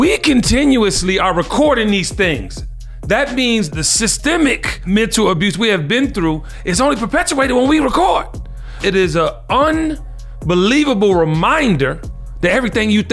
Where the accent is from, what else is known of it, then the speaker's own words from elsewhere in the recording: Washington, District of Columbia, United States; As a young male growing up in the District of Columbia, single parent home